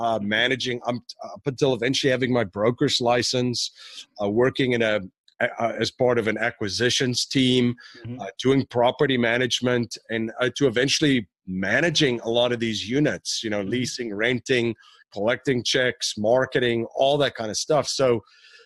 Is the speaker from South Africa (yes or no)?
yes; South Africa; now in United States; I'm originally from South Africa. I came here in 2001.